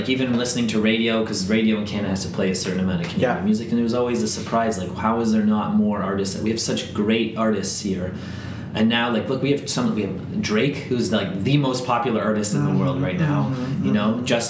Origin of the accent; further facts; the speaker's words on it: Northern Ireland, United Kingdom; And I'm Irish, but Northern Ireland never makes the World Cup